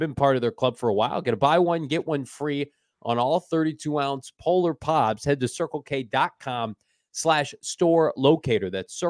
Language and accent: English; Illinois, United States; I grew up in Central Illinois.